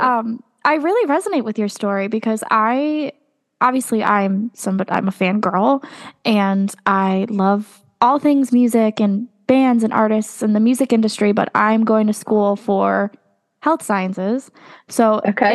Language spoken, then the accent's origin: English; Connecticut, United States; I'm from Connecticut